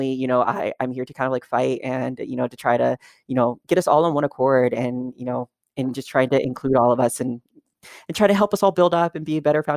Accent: Kentucky, United States; now in Los Angeles, United States; I'm in Los Angeles now, but I grew up in Kentucky, which is considered more of like a southern state.

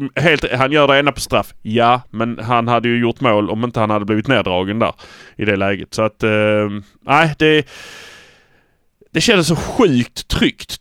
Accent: Malmö, Skåne, Sweden; Vi är från Malmö

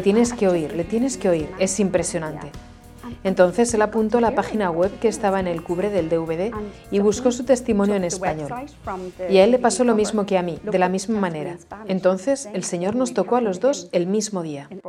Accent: Dublin, Leinster, Ireland; Soy de Dublín, Irlanda

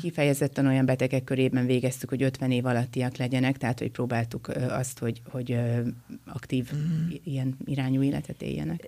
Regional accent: Miskolc, Borsod-Abaúj-Zemplén, Hungary; Én egyébként Miskolci vagyok

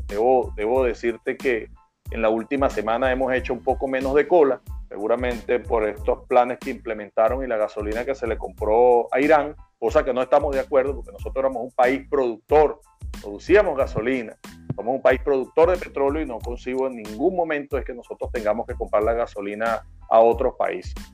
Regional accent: Venezuela; como venezolanos

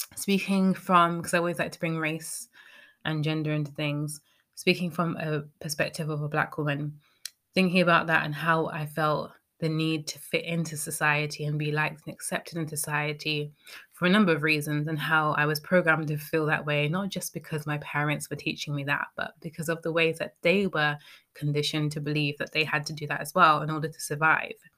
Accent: United Kingdom; speaking as a British person

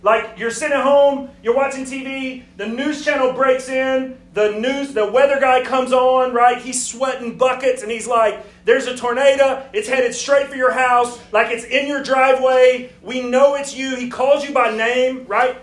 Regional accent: Alabama, United States; moved away as an adult; now in Greenville, South Carolina, United States; I'm from Alabama, so I moved up here from God's country.

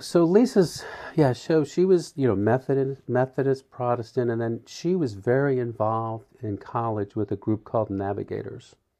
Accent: New Jersey, United States; moved away as an adult; I grew up in South Jersey, the family of nine

